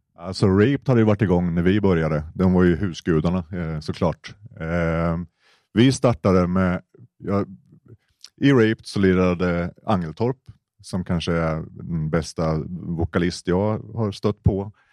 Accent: Malmslätt, Östergötland, Sweden; jag är uppväxt i Malmslätt som är en medelklassmecka, Försvarsmaktens eh, högborg

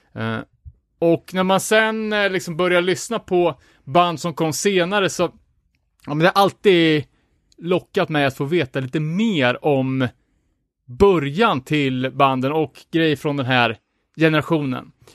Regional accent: Örebro, Örebro County, Sweden; jag kommer ju från Vivalla själv

